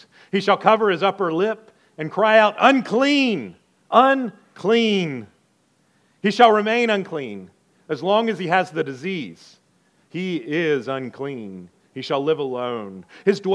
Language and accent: English; the South, United States; moved away; I'm from the South